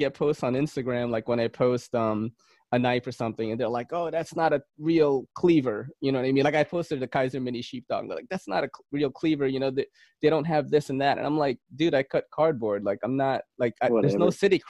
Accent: Philippines; now in United States; I came from the Philippines. And I came from the countryside, you know, and I've like eaten weird shit like game, like snake, frog, you know, stuff like that, because that's how it was over there.

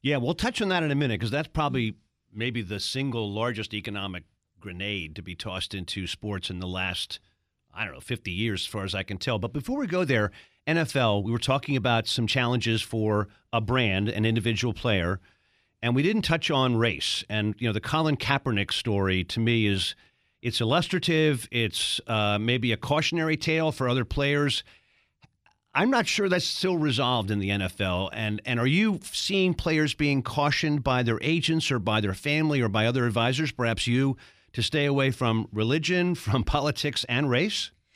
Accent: Baltimore, Maryland, United States; I grew up in Baltimore

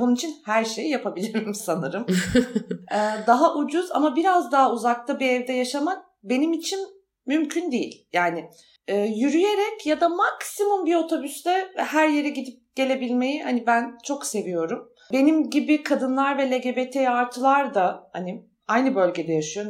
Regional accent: Istanbul, Turkey; moved away as an adult; now in Ankara, Turkey; İstanbul'da büyüdüm ama 18 yaşında ayrıldım oradan ve Ankara'ya taşındım.

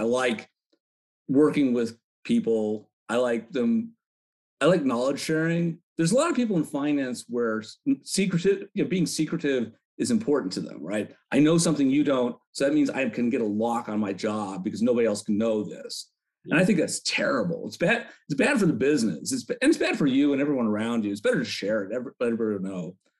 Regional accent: Chicago, Illinois, United States; Why don't you come out to the city and catch a Cubs game? Because I'm from Chicago.

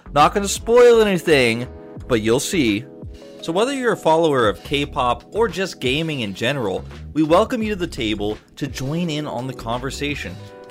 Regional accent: Atlanta, Georgia, United States; moved away as an adult; now in South Korea; I've been in Korea commentating games since 2011, but I'm actually from Atlanta, Georgia, from the US.

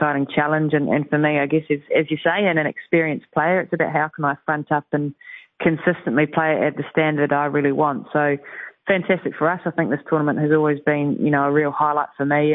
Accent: New Zealand; us Kiwis

